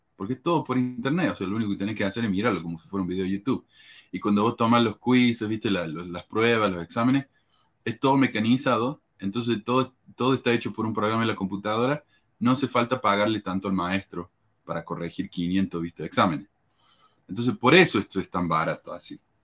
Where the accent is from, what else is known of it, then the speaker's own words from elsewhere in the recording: Argentina; moved away as an adult; yo vine de Argentina y no tenía ni siquiera mi, certificado de graduación del secundario conmigo